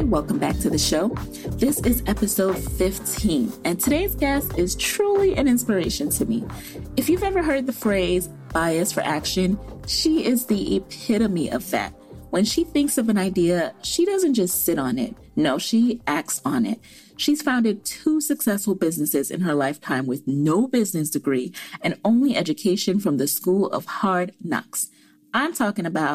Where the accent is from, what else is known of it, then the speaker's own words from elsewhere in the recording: Jamaica; I'm Jamaican